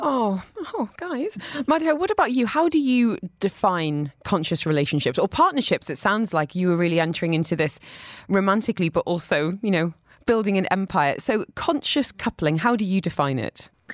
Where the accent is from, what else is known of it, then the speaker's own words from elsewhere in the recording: United Kingdom; moved away; as a British person